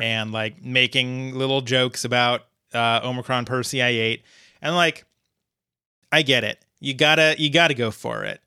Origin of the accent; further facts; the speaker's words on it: Fort Collins, Colorado, United States; Fort Collins, Colorado, my hometown